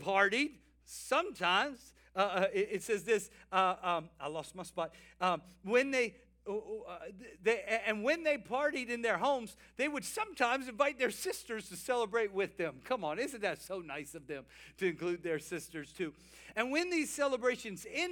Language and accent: English; South Louisiana, United States; we were boys growing up in South Louisiana, me and my older brother.